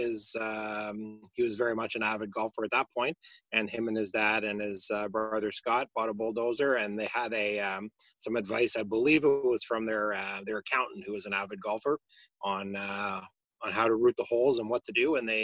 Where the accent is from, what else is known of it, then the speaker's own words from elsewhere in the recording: Russell, Ontario, Canada; So I grew up in Russell throughout those years. So we lived in Russell until the time I went to university.